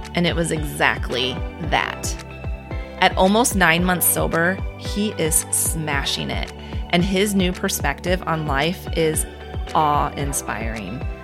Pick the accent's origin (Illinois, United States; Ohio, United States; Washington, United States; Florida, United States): Illinois, United States; moved away as an adult; now in Omaha, United States; I was born and raised in Illinois